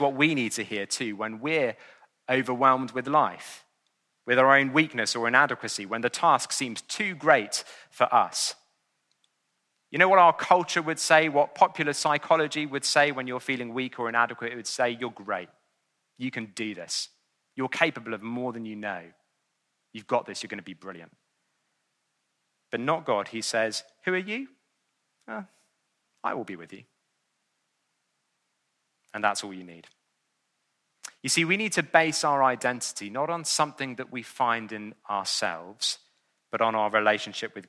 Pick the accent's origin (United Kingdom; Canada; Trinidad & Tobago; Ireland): United Kingdom; England; I'm an Englishman living in the 21st century